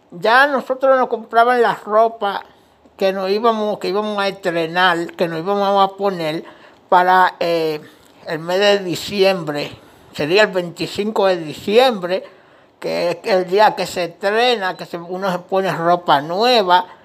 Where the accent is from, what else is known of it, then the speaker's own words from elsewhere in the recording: Dominican Republic; now in Washington, United States; Pues yo soy dominicano, eh, yo vivo aquí en Washington DC, en los Estados Unidos, pero somos dominicanos. Y nacido y criado allá en República Dominicana.